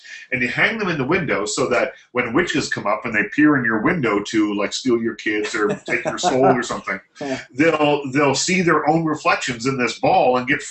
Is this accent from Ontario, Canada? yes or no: no; South Shore of Nova Scotia, Canada; moved away; There was when I grew up in Nova Scotia, in a little town in Nova Scotia. And it's a very old town.